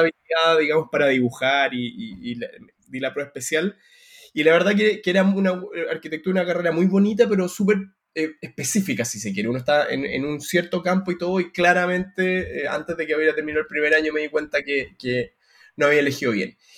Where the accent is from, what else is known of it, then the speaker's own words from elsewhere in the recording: Santiago, Santiago Metropolitan Region, Chile; moved away as an adult; now in London, United Kingdom; Yo soy eh, el hermano más chico de una familia de Santiago